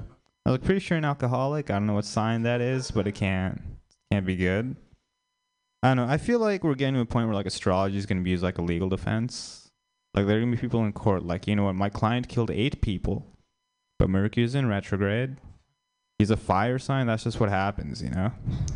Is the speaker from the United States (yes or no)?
no; India; Maybe it's just me, but as an Indian person, Kumar from like the Harold and Kumar movies means a lot more to me than Kamala Harris.